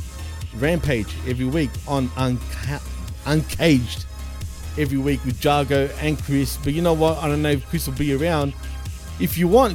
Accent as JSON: {"language": "English", "country": "Australia", "accent": "Aussie", "said": "I don't even have an exaggerated Aussie accent"}